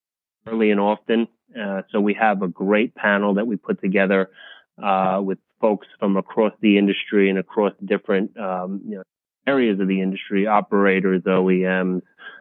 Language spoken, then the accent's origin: English; Monticello, New York, United States; my hometown, Rolling V hometown in Monticello, New York, which is just down the street from Bethel Woods, which was the of the 1969 Woodstock Festival